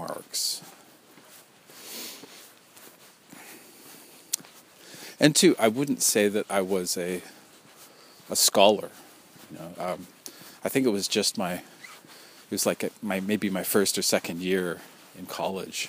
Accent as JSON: {"language": "English", "town": "New Westminster", "region": "British Columbia", "country": "Canada", "tie": "born or raised there", "said": "the name of the tribe in my hometown, you know, my city of New Westminster."}